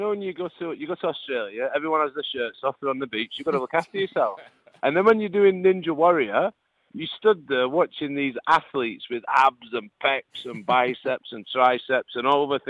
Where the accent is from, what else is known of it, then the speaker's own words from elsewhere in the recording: Lancashire, North West England, United Kingdom; accent: northern; I'm from Lancashire.